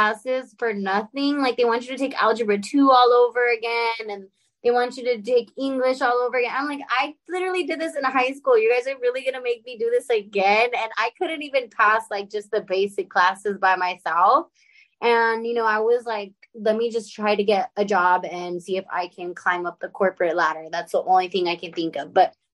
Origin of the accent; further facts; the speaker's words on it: La Puente, California, United States; So I'm from La Puente, California. I'm in a small little town called Bassett. To be very specific. So I grew up in LA, more like the IE area